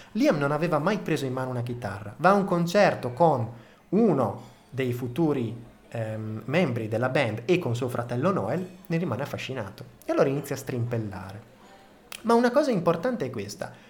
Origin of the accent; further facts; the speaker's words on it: Reggio Emilia, Emilia-Romagna, Italy; accent: Emilian; sono nato a Reggio Emilia, quindi insomma, ho uno slang molto emiliano.